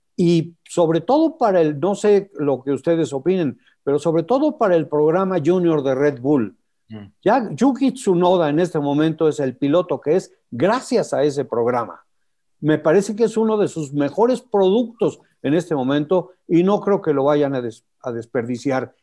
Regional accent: Mexico

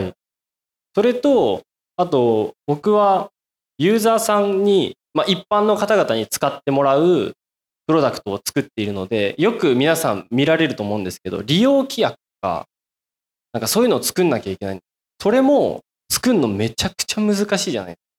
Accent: rural Miyazaki, Japan; now in Fukuoka, Japan; 僕、宮崎の田舎出身で。

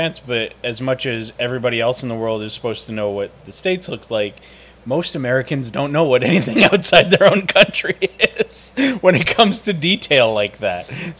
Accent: Canada; also born or lived in Toronto; as a Canadian who lived in Toronto for a short period of time

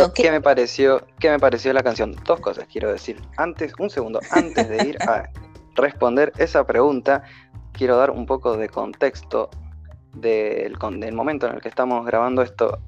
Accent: Mendoza, Argentina; de Mendoza, Argentina

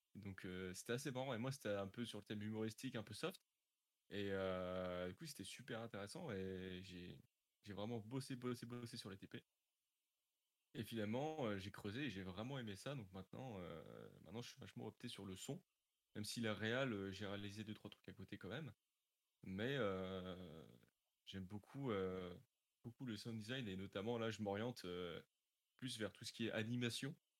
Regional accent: Normandy, France; j'avais été à France 3 à Dieppe, parce que je suis de Normandie

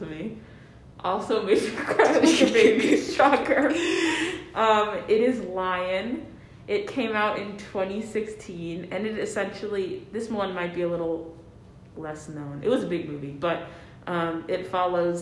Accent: United States; I'm a Puerto Rican growing up in America, and like going back to Puerto Rico to visit family

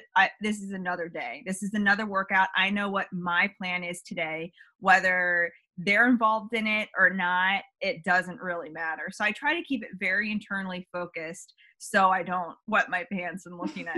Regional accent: Northern Virginia, United States; now in Midlothian, United States; I live in Midlothian, Virginia now, which is just right outside Richmond. But I grew up in Northern Virginia

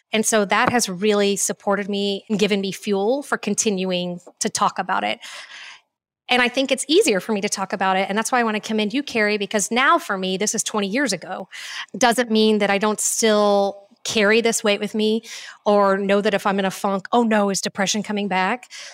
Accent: Cool, Texas, United States; also born or lived in Houston, Texas / Fort Worth, Texas; now in Austin, United States; I am a born and raised Texan. Um, I was born in Houston, Texas, and when my parents got divorced, and I was about five years old, I ended up moving with my mom

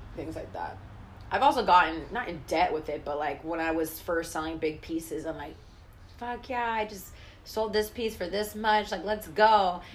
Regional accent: the Bay Area, California, United States; I grew up in the Bay

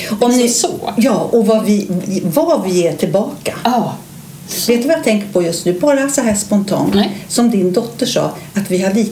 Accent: Dalarna County, Sweden; now in Stockholm, Sweden; är 65 år, bor också i Stockholm, har mitt ursprung från Dalarna

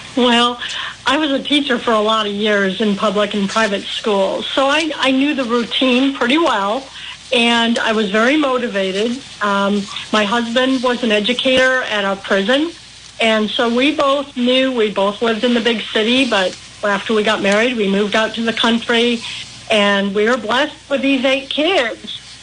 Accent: Milwaukee, Wisconsin, United States; accent: Milwaukee; also born or lived in central Illinois; now in Illinois, United States; I grew up in Milwaukee

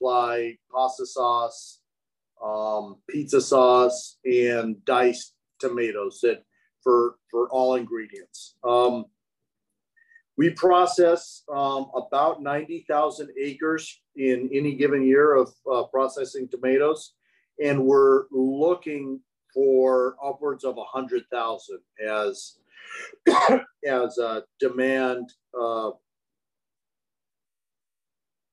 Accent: Santa Maria, California, United States; I grew up in the Santa Maria area where we used to have sugar beets and dairies back in the 70s.

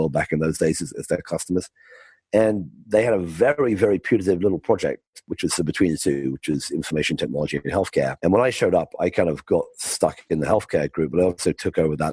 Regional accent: United Kingdom; moved away as an adult; also born or lived in California; I grew up in the UK, as you can tell by my accent.

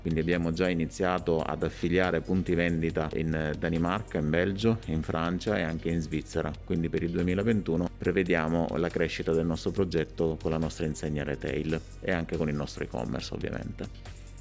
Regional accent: Sicily, Italy; moved away as an adult; also born or lived in Northern Italy; Nel 96 sono partito dalla Sicilia, come tutti i ragazzi all'età di 19 anni, per cercare fortuna al nord Italia

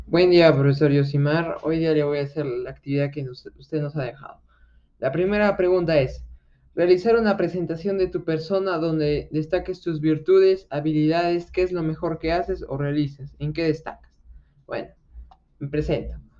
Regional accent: Arequipa, Peru; yo soy de Arequipa

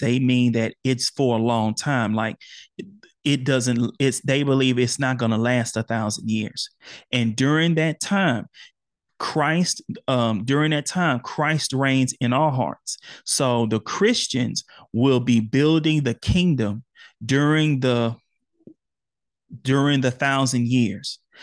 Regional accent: Houston, Texas, United States; born or raised there

